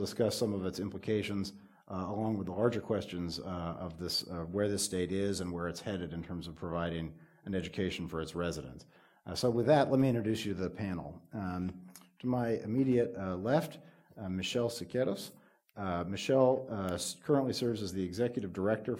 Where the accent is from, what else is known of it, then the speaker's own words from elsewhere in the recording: California, United States; as a student growing up in California